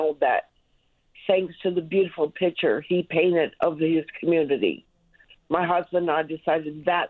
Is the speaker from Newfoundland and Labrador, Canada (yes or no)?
yes; St. Lawrence, Newfoundland and Labrador, Canada; I grew up near St. Lawrence.